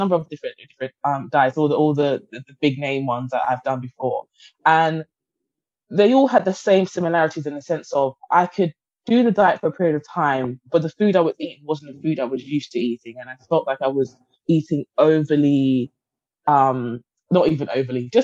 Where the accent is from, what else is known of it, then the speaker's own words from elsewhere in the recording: Guyana; I'm from Guyana, which is based in the Caribbean.